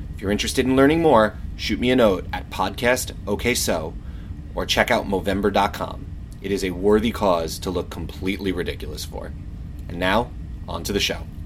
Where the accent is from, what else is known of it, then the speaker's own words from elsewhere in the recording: United States; I actually grew up across the river.